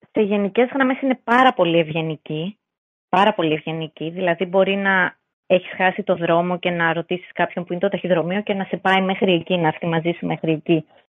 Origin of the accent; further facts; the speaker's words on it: Greece; εμείς σαν Έλληνες